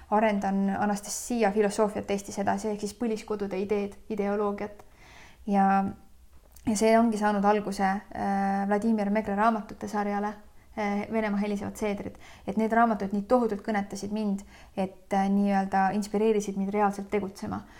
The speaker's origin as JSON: {"language": "Estonian", "town": "Loksa", "region": "Harju County", "country": "Estonia", "tie": "born or raised there", "said": "mina sündisin väikses Eesti linnas nimega Loksa"}